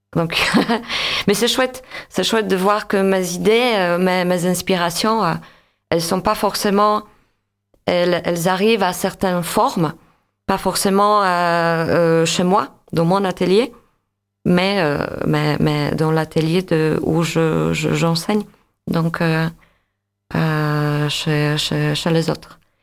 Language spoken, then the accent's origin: French; Łódź, Łódź Voivodeship, Poland; French is a second language; moved away as an adult; now in France; je suis d'origine polonaise. Euh, je suis née à Lodz, Łódź.